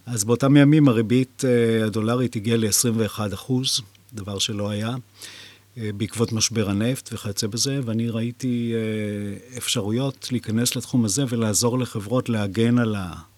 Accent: Jerusalem, Jerusalem District, Israel; גדלתי בירושלים

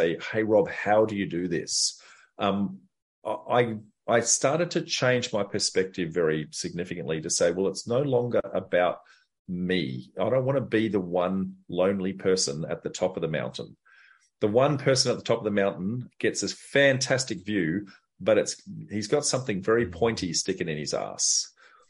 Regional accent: Darwin, Northern Territory, Australia; So I grew up in Darwin

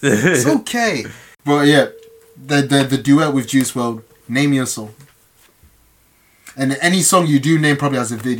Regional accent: London, United Kingdom; I'm still English. I'm still London.

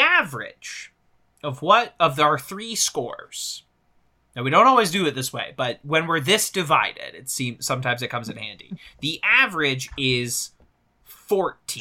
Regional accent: Missouri, United States; I'm from Missouri

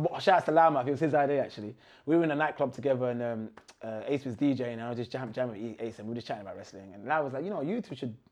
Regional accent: Trinidad & Tobago; I'm from Trinidad Tobago.

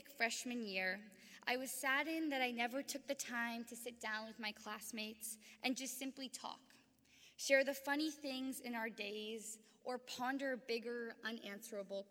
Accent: San Francisco, California, United States; Growing up in San Francisco, a place where people come from vastly different places

